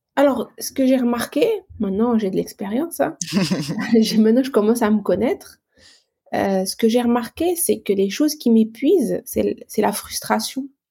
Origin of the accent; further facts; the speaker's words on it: Algeria; moved away as an adult; now in France; je suis arrivée en France en 2006. J'ai quitté mon pays natal qui est l'Algérie.